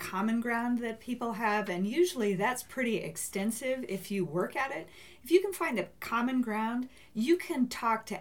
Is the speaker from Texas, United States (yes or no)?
no; Phoenix, Arizona, United States; moved away as an adult; also born or lived in Washington / Price, Utah; now in Utah, United States; I grew up in the Phoenix area